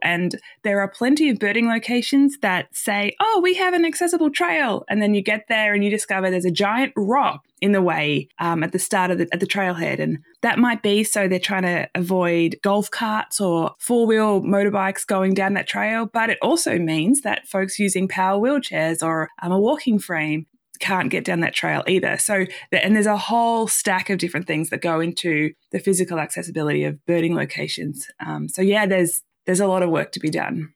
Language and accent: English; Australia; moved away as an adult; now in United States; as an Australian living in the U S